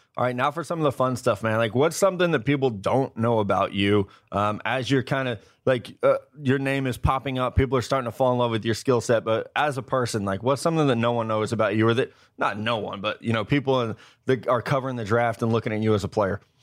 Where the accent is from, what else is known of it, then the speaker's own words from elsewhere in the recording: Missouri, United States; I'm from Missouri